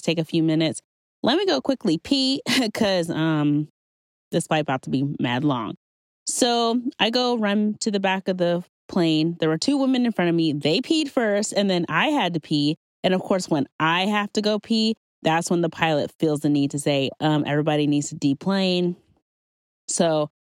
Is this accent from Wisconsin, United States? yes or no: no; Owensboro, Kentucky, United States; I grew up in Western Kentucky. I grew up in Owensboro, Kentucky